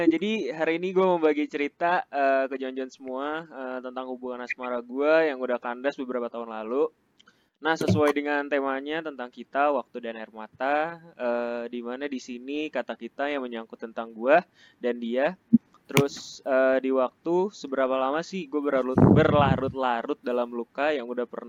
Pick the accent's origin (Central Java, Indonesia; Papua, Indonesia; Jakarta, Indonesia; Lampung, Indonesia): Jakarta, Indonesia; gue kan uh, orangnya termasuk yang jarang pulang padahal kampung gue di Jakarta nah orang-orang tuh biasanya seminggu sekali gitu Eh, pulang ke Jakarta.